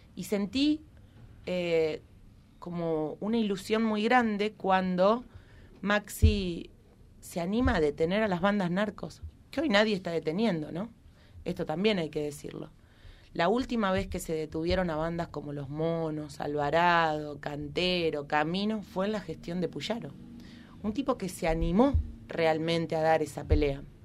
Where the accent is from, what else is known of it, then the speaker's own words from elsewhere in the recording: Gálvez, Santa Fe, Argentina; soy de Galvez